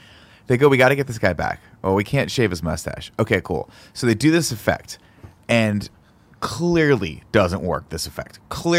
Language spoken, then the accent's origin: English; Kansas, United States; born there; Well, you know, I was born in Kansas.